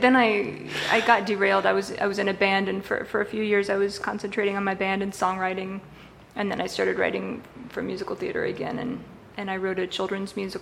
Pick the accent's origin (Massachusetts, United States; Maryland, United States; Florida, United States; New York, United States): Florida, United States; now in Los Angeles, United States; I'm from Florida